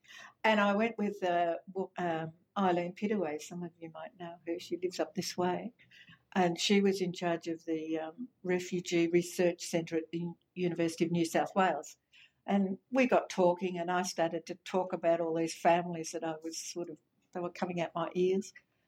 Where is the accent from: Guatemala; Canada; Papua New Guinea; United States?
Papua New Guinea; now in Australia; I always say I grew up in Papua New Guinea. It was really an amazing place to live and learn about a new culture, a different culture. So when I came back to Australia, it kind of after 18 years or so